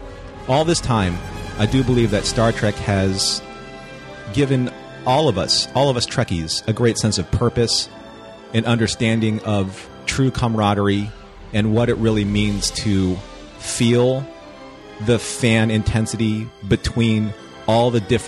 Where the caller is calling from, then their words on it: Huntington Beach, California, United States; I am calling in from Huntington Beach, California.